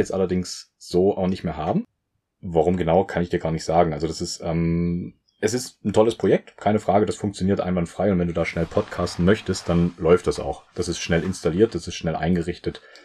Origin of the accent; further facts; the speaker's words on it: Saxony, Germany; moved away; also born or lived in southern Germany; ich komme aus dem Süden oder wohne jetzt im Süden, sagt man so. Bin eigentlich auch eher aus Sachsen